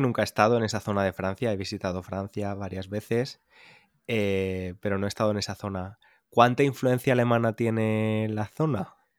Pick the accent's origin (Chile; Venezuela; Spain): Spain; moved away as an adult; somos inmigrantes, somos españoles viviendo fuera desde hace